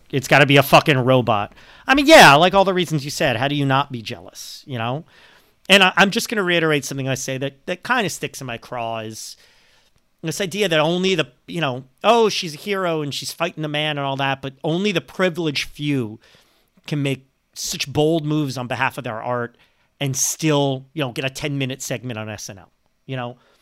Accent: New Jersey, United States; code I grew up with in New Jersey, two oh one

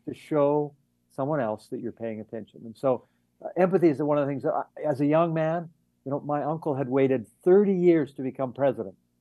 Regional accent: Vancouver, British Columbia, Canada; I'm from Vancouver

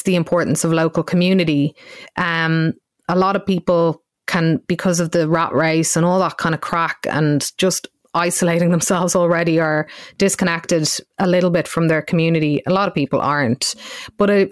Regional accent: Ireland; as Irish people

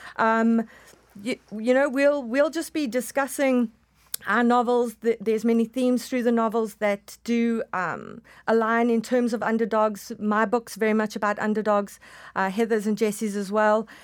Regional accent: South Africa; moved away as an adult; now in Toronto, Canada; my own experience of growing up in apartheid South Africa

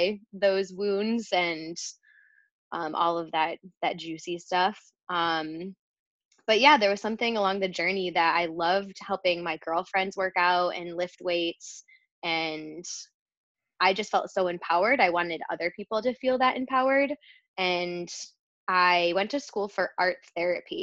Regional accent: Rochester, New York, United States; moved away as an adult; Rochester, New York

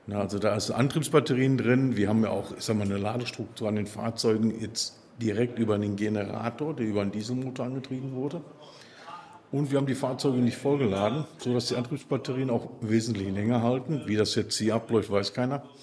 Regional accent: Dortmund, North Rhine-Westphalia, Germany; accent: Ruhrpott dialect; Ich bin in Dortmund geboren.

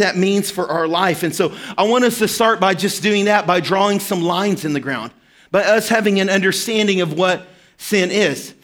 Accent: Arkansas, United States; moved away; I grew up in Arkansas and lived in a small town, and we were right smack dab in the middle of the Ozark Mountains.

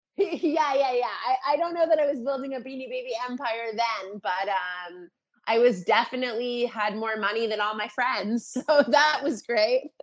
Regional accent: Toronto, Ontario, Canada; also born or lived in California; I was born and raised in Toronto

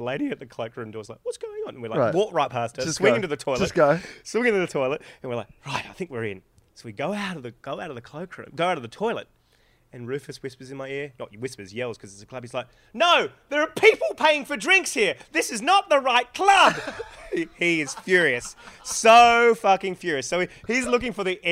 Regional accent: Australia; I'm from Australia

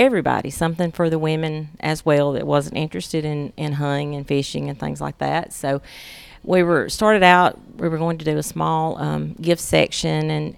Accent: Russellville, Alabama, United States; we, my husband and I both were born and raised in Franklin County. I'm from Russellville, Alabama.

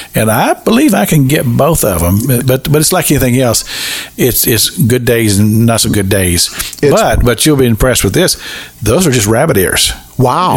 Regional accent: Kentucky, United States; growing up in Kentucky

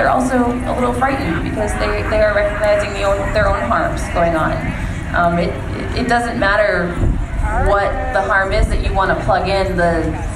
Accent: Lambertville, Michigan, United States; also born or lived in Toledo, Ohio; I was born in Michigan, so that's where my roots are

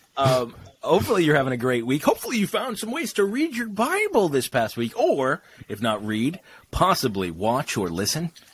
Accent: England, United Kingdom

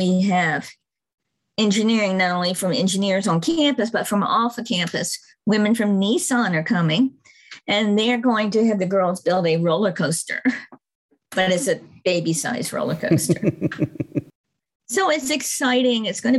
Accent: Murfreesboro, Tennessee, United States; And I can do that too, because I'm from Murfreesboro and Jennifer's from Murfreesboro.

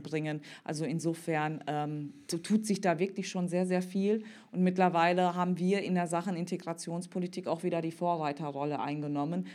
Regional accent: Cologne, North Rhine-Westphalia, Germany; als Kölnerin

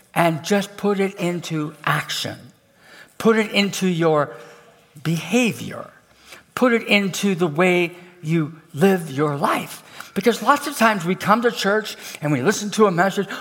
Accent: Canada; I'm from Canada

